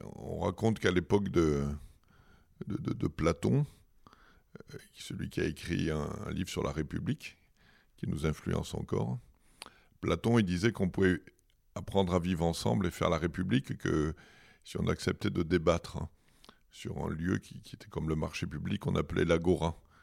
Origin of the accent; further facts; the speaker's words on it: Fréjus, Provence-Alpes-Côte d'Azur, France; also born or lived in Toulon; J'ai grandi à Fréjus, dans une cité HLM